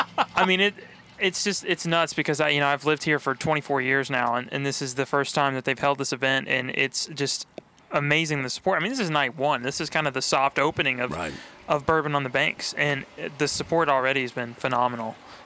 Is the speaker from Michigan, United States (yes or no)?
no; Frankfort, Kentucky, United States; Yeah, I'm from Frankfurt.